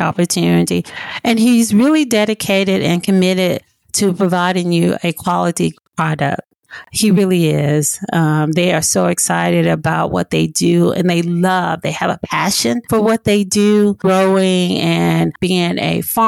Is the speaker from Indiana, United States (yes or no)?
no; Blytheville, Arkansas, United States; I am originally from Blytheville, Arkansas, a small rural town in the Delta. I grew up in a home and my mom had 8 kids